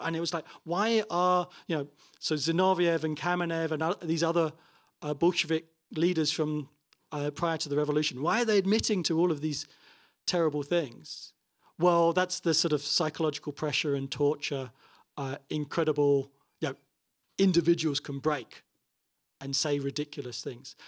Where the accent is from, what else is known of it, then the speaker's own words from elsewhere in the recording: Toronto, Ontario, Canada; my hometown of Toronto